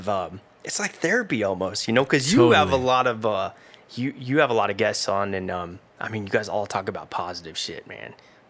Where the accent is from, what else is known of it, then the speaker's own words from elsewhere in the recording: Dayton, Ohio, United States; Yeah, I grew up in around Dayton, Ohio. Man, it's the hood, I'll tell you.